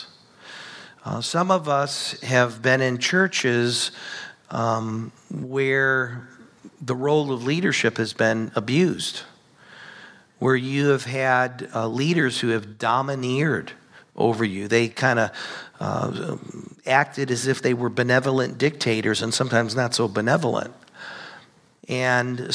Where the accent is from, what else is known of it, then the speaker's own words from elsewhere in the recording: United States; we live here in the United States